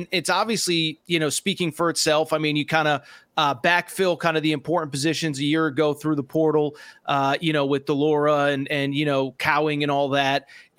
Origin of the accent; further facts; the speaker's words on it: Connecticut, United States; now in West Coast, United States; I grew up in Connecticut.